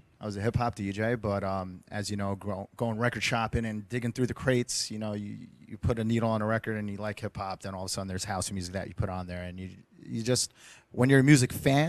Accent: New Jersey, United States; also born or lived in Queens, New York; I was born in Queens, but then I moved to New Jersey, and that's pretty much where I reside

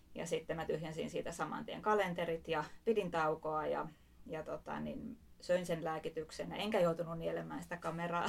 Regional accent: Espoo, Uusimaa, Finland; Espoosta kotoisin

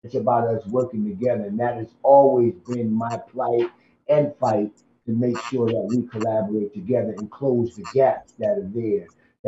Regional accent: New Haven, Connecticut, United States; I've been, born and raised in New Haven

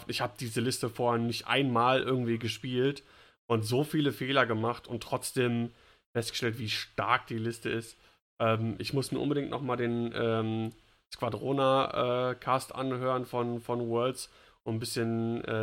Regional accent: Bavaria, Germany; Als Bayer

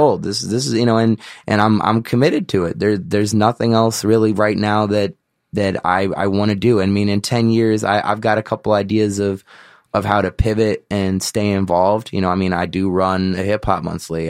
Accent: Chicago, Illinois, United States; I was from Chicago

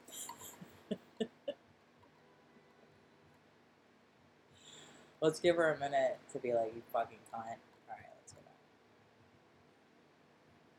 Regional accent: Delco, Pennsylvania, United States; we are from Delco.

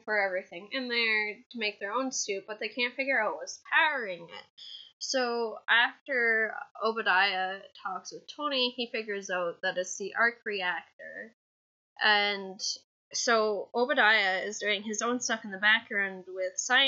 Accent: Canada

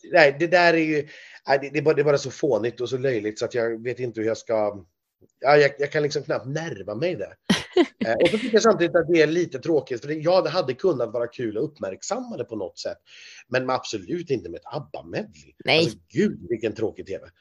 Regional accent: Sweden; som svensk

